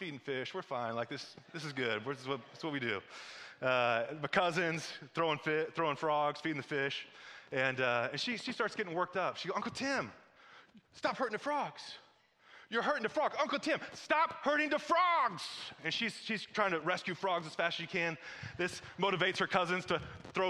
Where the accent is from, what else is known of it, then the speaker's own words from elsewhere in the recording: Missouri, United States; moved away; I'm from Missouri